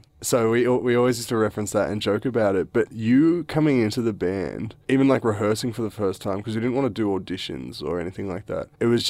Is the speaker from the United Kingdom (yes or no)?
no; Australia; can't really do that because we're from Australia and we're just a young band or whatever.